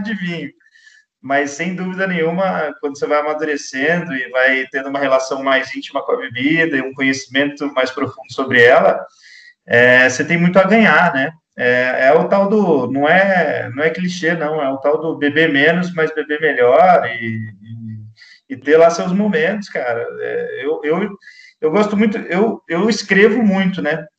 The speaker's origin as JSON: {"language": "Portuguese", "region": "São Paulo", "country": "Brazil", "said": "a gente é aqui de São José"}